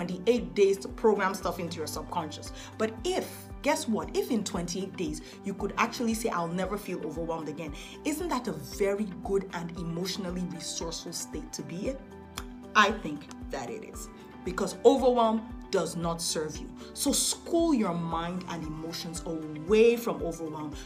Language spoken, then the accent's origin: English; Nigeria; I'm a Nigerian girl